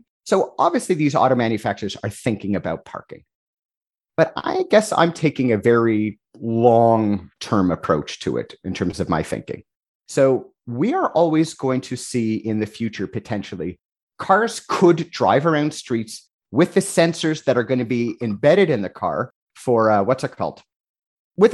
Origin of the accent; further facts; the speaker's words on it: Canada; I'm Canadian